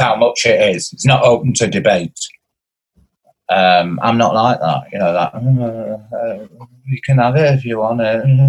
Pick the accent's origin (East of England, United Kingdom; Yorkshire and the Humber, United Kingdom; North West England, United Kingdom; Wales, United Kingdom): North West England, United Kingdom; Blackpool; I'm from Blackpool